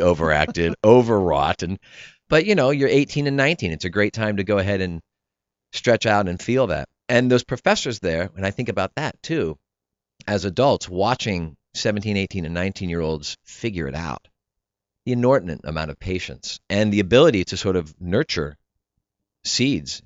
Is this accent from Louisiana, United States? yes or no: no; New Cumberland, Pennsylvania, United States; moved away; I grew up in South Central P A in New Cumberland, right across the river from Harrisburg